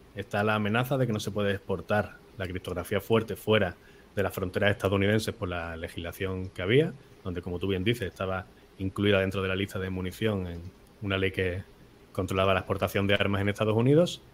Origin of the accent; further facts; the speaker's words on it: Málaga, Andalusia, Spain; nací en Málaga, que está al sur de Europa y al sur de España, cerquita de África